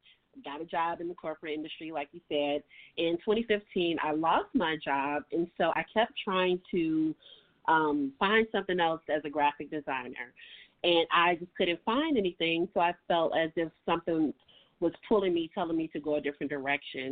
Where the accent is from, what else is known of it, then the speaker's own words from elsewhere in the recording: Chicago, Illinois, United States; growing up here in Chicago